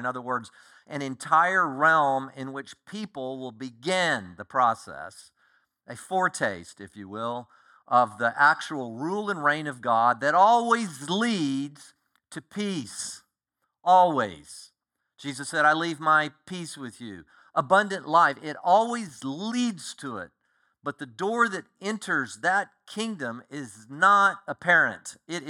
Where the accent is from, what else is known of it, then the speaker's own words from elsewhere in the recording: Colorado, United States; born there; also born or lived in Oklahoma / Kansas / Texas; I was born in Colorado. We lived in two different places in Colorado. Moved all over Texas.